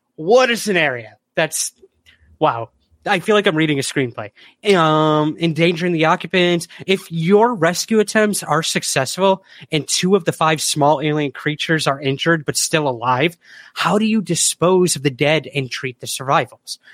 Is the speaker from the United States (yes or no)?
yes; Syracuse, New York, United States; I'm from Syracuse, New York.